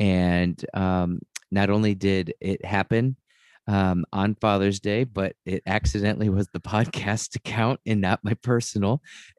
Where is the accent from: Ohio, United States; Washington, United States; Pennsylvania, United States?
Ohio, United States; Cleveland; I'm from Northeast Ohio, up in the Cleveland area.